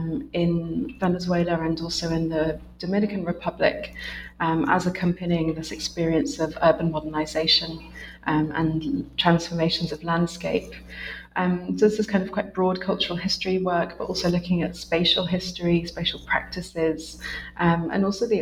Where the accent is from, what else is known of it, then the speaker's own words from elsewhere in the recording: United Kingdom; now in Essex, United Kingdom; I'm a British researcher based in Essex, which is a university just north of London